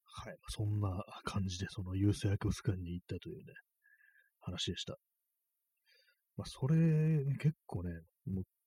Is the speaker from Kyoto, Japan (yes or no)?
no; Tokyo, Japan; 私はもう東京生まれなんですけども